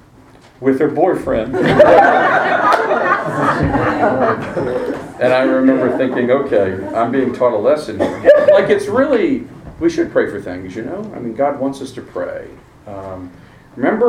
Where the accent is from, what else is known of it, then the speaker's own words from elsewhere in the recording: Virginia, United States; I grew up in Virginia, and we spent our summers on Chesapeake Bay